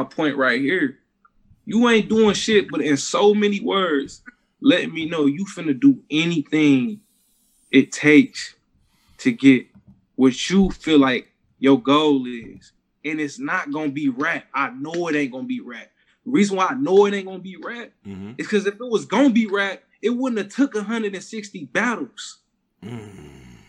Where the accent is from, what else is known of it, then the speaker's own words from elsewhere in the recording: Detroit, Michigan, United States; I'm from Detroit.